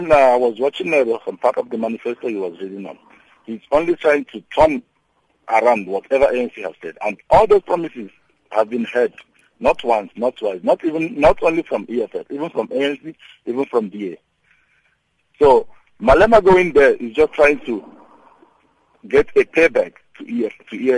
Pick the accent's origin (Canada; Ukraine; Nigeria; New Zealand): Nigeria; now in Ermelo, South Africa; Actually, I'm from Nigeria.